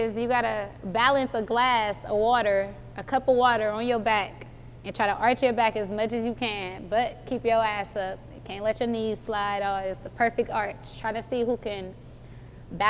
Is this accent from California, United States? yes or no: yes; the Bay Area, California, United States; I'm from the Bay